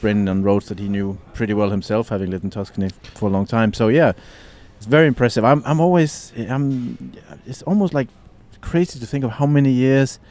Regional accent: Denmark; now in Italy; You can find these everywhere in my home country.

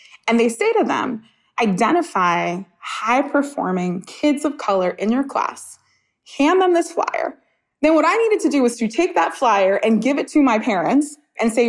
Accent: New York City, New York, United States; I grew up in Coney Island, Brooklyn

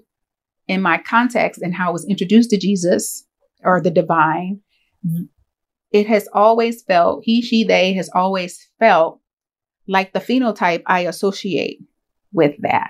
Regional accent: Winston-Salem, North Carolina, United States; now in Davidson, United States; I grew up in Winston-Salem

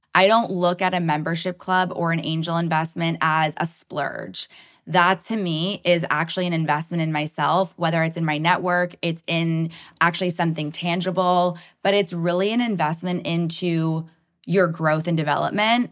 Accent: Toronto, Ontario, Canada; I'm so proud to be from Toronto

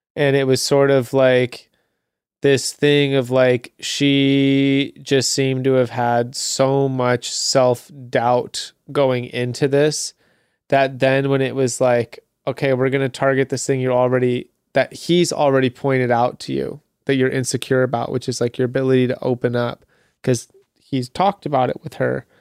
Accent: United States; as an American

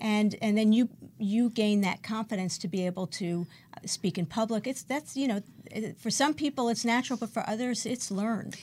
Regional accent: New York City, New York, United States; now in West Hollywood, United States; I grew up in Brooklyn, New York

